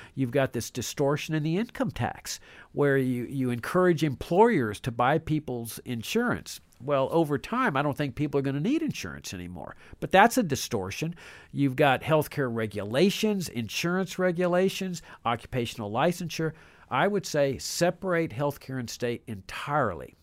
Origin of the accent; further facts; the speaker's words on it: Laredo, Texas, United States; I grew up in Laredo